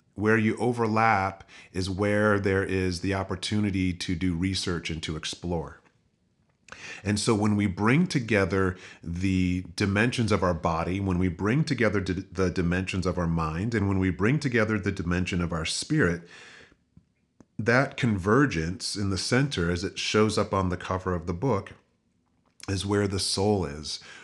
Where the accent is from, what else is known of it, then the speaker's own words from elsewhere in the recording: United States; growing up in the United States